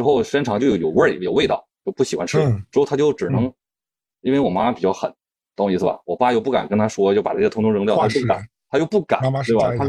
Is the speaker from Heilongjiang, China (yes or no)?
yes; Yichun, Heilongjiang, China; moved away; 就是特别特别舒服的一个地方，就是我的老家